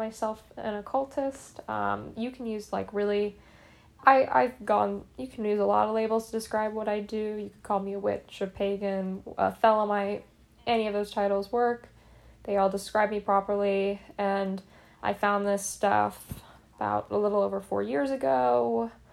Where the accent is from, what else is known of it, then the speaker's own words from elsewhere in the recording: Appalachia, United States; now in New York, United States; before I moved up to New York, I grew up in the Appalachian region of the US, which is pretty rural